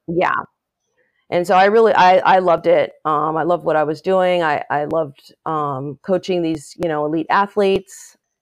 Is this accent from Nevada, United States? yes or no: no; Los Angeles, California, United States; moved away as an adult; also born or lived in Chapel Hill, North Carolina; I grew up in Northridge, California, which, um, is in the San Fernando Valley. It's a suburb of Los Angeles.